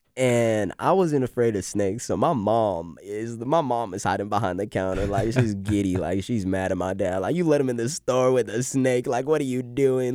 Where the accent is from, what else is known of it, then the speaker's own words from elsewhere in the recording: Raleigh, North Carolina, United States; also born or lived in Boston; now in Boone, United States; we came down here to Cary, um, and I grew up, like, mainly, like, between, like, Cary and Raleigh